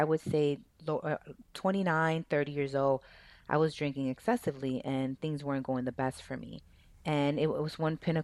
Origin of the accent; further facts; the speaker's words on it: Dominican Republic; I'm from Dominican Republic, and in Latino cultures, and specifically in the area I was from, it's normal to drink.